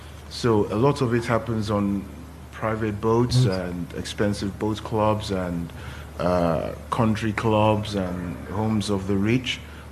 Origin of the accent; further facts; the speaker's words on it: Nigeria; now in London, United Kingdom; I'm Nigerian. I know Nigeria